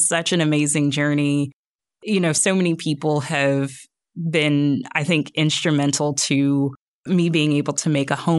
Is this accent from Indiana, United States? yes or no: no; Jacksonville, Florida, United States; moved away as an adult; also born or lived in Orlando, Florida; now in Northwest Arkansas, United States; I'm originally from Florida.